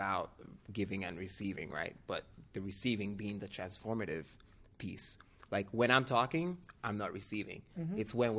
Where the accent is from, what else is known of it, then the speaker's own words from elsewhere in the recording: Nigeria; now in San Francisco, United States; I'm like, yeah, I'm from Nigeria, but I've lived here long enough now.